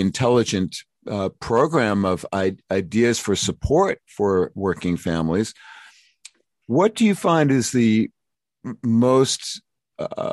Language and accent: English; New York City, New York, United States; Brooklyn, my hometown.